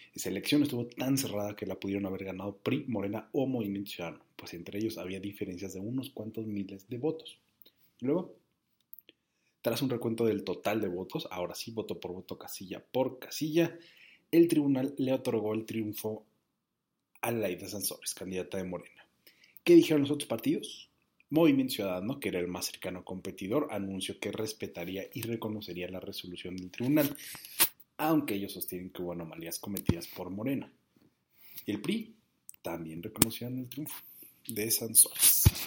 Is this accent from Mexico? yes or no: yes; Mexico; hoy todos somos mexicanos